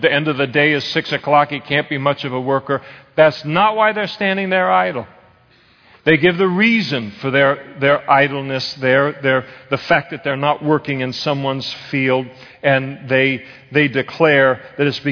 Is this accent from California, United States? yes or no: yes; Napa, California, United States; I was raised in Napa, so you did ag stuff